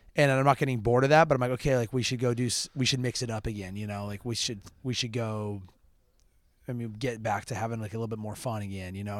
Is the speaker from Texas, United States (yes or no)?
no; Park City, Utah, United States; also born or lived in Idaho; I grew up, yeah, I, I, um, I've lived there since I was two.